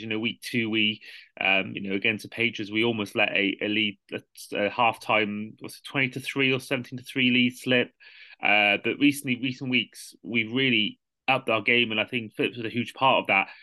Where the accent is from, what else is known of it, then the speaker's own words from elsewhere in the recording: Welsh, Wales, United Kingdom; a Welsh football fan